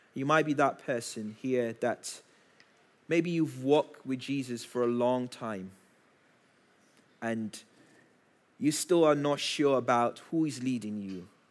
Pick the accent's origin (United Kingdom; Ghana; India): Ghana; moved away; I grew up in Ghana